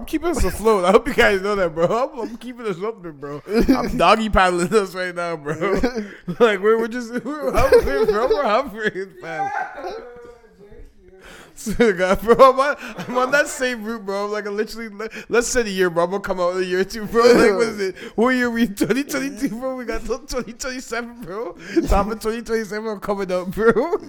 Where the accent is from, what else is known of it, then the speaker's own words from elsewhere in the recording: Canada; I just wanted to make it clear that I was Canadian.